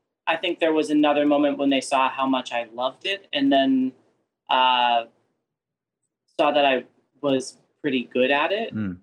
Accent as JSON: {"language": "English", "town": "Pittsburgh", "region": "Pennsylvania", "country": "United States", "tie": "born or raised there", "also_born_or_lived": "Winchester, Virginia", "moved": "yes", "said": "my parents, growing up, they would take us to the Benenum Center to see musicals in Pittsburgh. So I grew up going to see theater"}